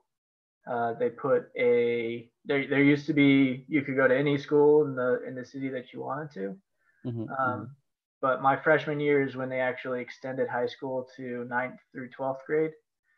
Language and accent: English; Colorado, United States; I grew up in Colorado